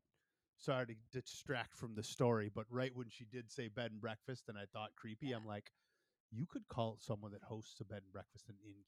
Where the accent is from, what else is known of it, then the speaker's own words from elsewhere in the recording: Wisconsin, United States; being from Wisconsin